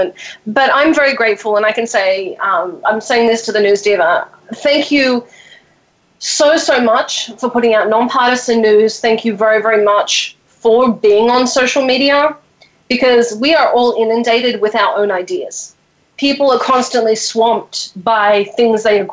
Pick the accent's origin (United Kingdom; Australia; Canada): Australia; I'm from Australia